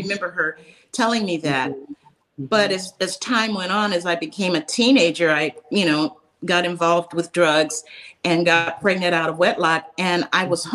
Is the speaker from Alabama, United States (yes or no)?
yes; Birmingham, Alabama, United States; now in California, United States; I was born in Birmingham, Alabama